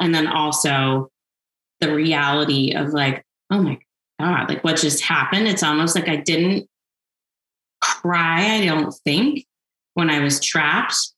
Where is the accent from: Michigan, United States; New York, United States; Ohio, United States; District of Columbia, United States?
District of Columbia, United States; Washington; now in Montecito, United States; I grew up in Washington, D.C.